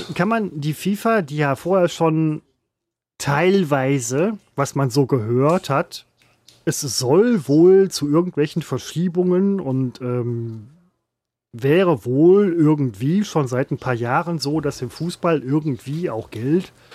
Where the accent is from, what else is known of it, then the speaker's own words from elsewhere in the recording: Ruhr area, North Rhine-Westphalia, Germany; ich komme aus dem Ruhrpott